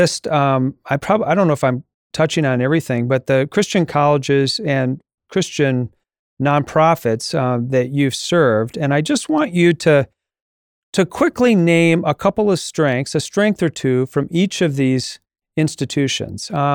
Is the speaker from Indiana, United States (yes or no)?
yes; an hour north of Taylor University, Indiana, United States; I grew up, you know, an hour north of, Taylor.